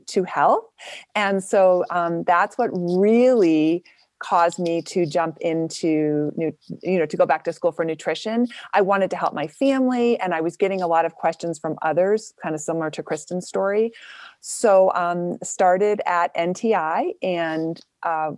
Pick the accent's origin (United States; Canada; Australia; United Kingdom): United States; Boston, Massachusetts; also born or lived in New Hampshire; I'm from Boston